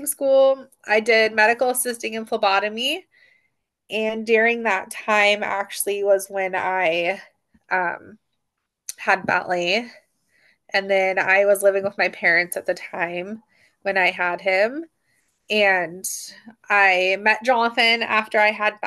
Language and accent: English; Sandy, Oregon, United States; moved away as an adult; also born or lived in Montana; I grew up in Sandy, Oregon